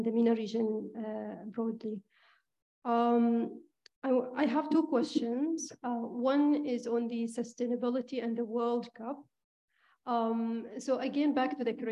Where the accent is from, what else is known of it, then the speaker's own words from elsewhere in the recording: Oman; I'm from Oman originally.